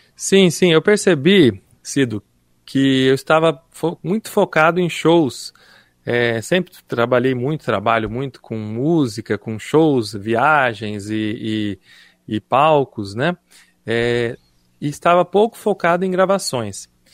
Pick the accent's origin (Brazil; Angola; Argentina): Brazil; Piracicaba, São Paulo; moved away as an adult; Eu sou piracicabano, nasci em Piracicaba